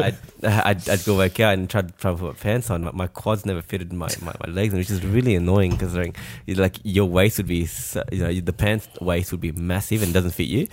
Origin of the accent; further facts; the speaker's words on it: France; moved away; we're from France